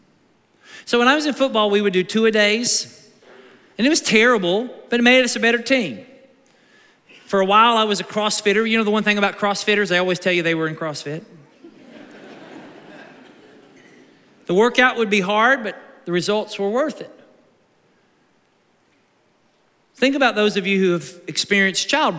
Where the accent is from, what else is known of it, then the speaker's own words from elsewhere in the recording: United States; as American Christians